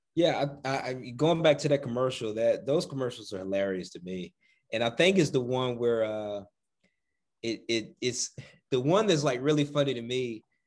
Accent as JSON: {"language": "English", "region": "the South", "country": "United States", "said": "we're from the South"}